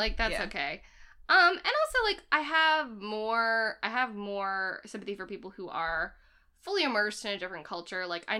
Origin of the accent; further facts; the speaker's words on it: Boston, Massachusetts, United States; growing up in Boston